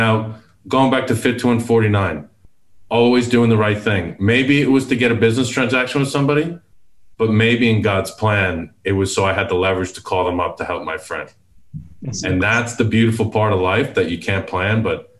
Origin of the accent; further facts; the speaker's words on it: Houston, Texas, United States; And I'm from Houston.